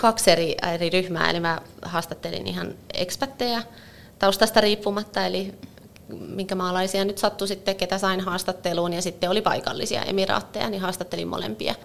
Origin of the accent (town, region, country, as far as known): Finland